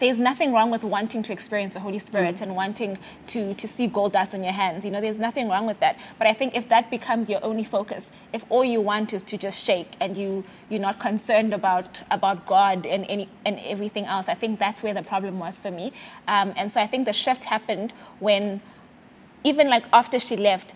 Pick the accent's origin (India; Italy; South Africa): South Africa; Mthatha, Eastern Cape; moved away as an adult; also born or lived in Grahamstown, South Africa / South Korea; I grew up in Mtata, right? Small town